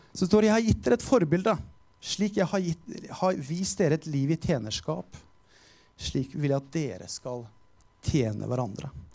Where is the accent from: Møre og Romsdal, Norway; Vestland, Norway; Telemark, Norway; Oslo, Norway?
Telemark, Norway; Skien; Jeg er jo fra Skien.